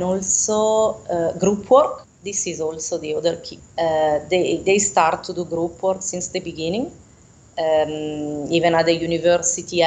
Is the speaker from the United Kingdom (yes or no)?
no; Italy; first language Italian; English is a second language; moved away as an adult; also born or lived in France / Latin America; now in Denmark